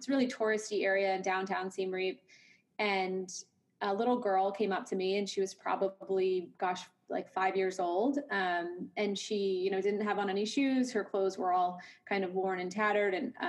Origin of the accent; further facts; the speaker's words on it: New England, United States; moved away as an adult; now in Texas, United States; I moved to Texas from New England right after college and started a career in digital advertising.